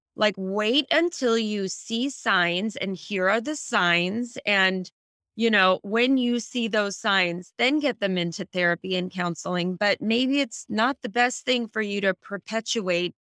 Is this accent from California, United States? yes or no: yes; Silicon Valley, California, United States; I grew up in the Silicon Valley